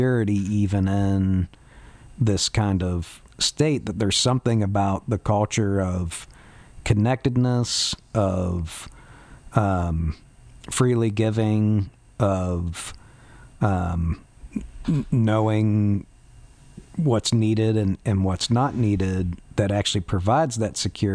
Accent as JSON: {"language": "English", "region": "West Virginia", "country": "United States", "said": "I'm from West Virginia"}